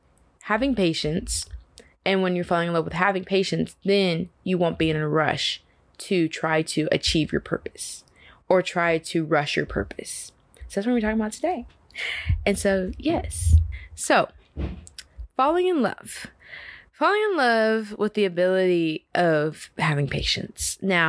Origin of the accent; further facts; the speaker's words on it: Dallas, Texas, United States; now in Atlanta, United States; I am originally from Dallas, Texas. You know, love it there, D-Town, all the way.